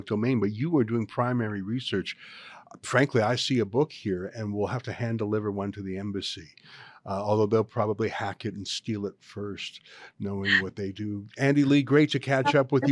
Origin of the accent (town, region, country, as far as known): Canada